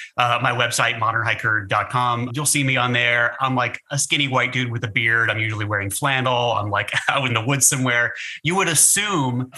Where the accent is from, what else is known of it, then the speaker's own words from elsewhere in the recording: Berlin, Connecticut, United States; moved away as an adult; also born or lived in Boston; now in Los Angeles, United States; I am from a small town in central Connecticut called Berlin. It's right in the middle of the geographic center of the state. And I grew up in a pretty small town